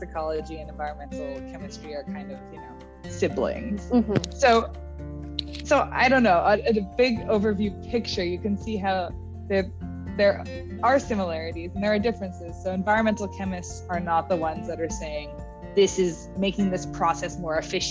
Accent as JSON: {"language": "English", "town": "Winnipeg", "region": "Manitoba", "country": "Canada", "tie": "born or raised there", "moved": "yes", "lives_now": "Toronto, Canada", "said": "I'm from Winnipeg, which is right in the middle of Canada, for those who don't know. And my high school was just a regular public high school"}